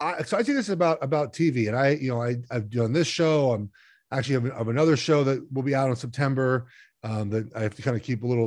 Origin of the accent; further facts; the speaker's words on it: Los Angeles, California, United States; You know, I grew up in Los Angeles, and I listened to, Vin Scully and Chick Hearn call games.